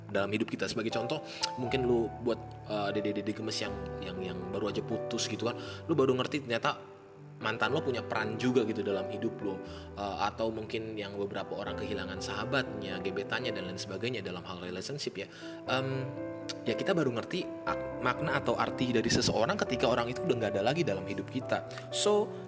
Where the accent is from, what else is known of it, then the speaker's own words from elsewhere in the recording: North Sumatra, Indonesia; gue orang Tapanuli atau orang Batak